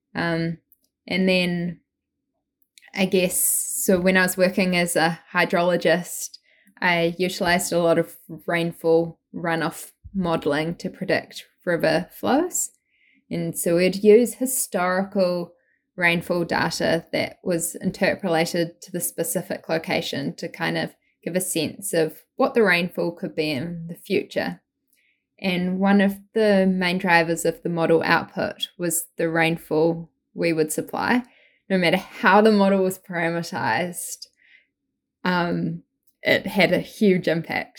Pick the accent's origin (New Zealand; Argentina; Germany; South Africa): New Zealand; moved away as an adult; now in Vancouver, Canada; I grew up in New Zealand, as you might tell by the accent, um, not from Australia, from New Zealand.